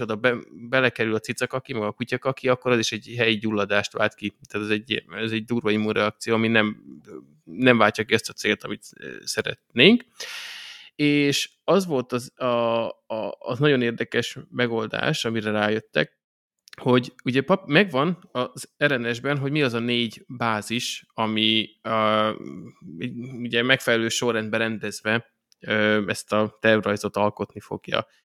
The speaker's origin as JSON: {"language": "Hungarian", "country": "Hungary", "tie": "born or raised there", "said": "magyarok királyok vagyunk, ez kicsit az én nóbelem is, mert hozzáthettem magamat azzal, hogy ide születtem"}